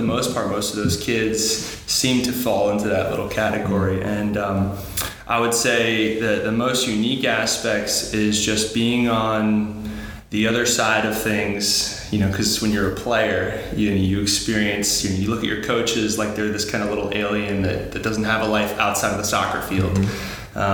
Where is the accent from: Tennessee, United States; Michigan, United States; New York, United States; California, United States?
New York, United States; So I'm from New York originally. Went to school at Fordham University. I grew up playing soccer on Long Island.